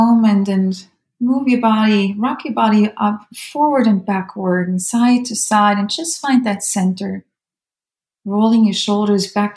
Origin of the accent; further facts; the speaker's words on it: Switzerland; moved away as an adult; I'm Swiss German, right? I'm from Switzerland